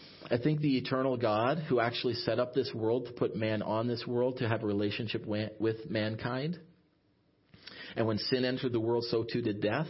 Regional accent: Ottawa, Ontario, Canada; also born or lived in Sault Ste. Marie, Ontario; I was from the Ottawa area

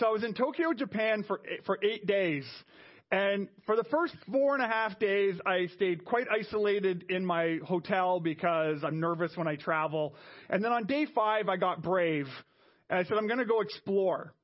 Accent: Montreal, Quebec, Canada; moved away; I was from Montreal, where we have a train.

